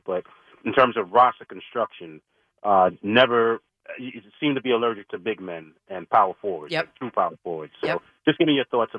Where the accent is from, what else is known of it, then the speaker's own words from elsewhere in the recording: Brooklyn, New York, United States; I grew up born and raised in Brooklyn